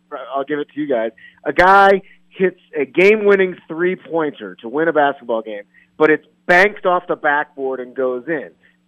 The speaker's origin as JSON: {"language": "English", "town": "St. Louis", "region": "Missouri", "country": "United States", "tie": "born or raised there", "also_born_or_lived": "Denver, Colorado", "moved": "as an adult", "lives_now": "St. Louis, United States", "said": "it was my hometown"}